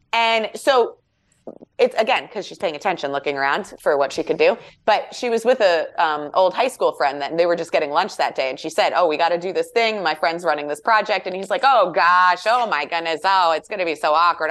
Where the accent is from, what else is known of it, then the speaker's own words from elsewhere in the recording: New York, United States; we're from New York